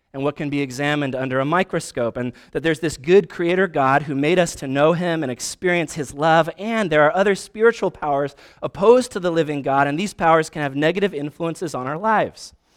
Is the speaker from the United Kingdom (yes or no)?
no; Vancouver, Washington, United States; also born or lived in Spokane; I'm a nobody from Vancouver, Washington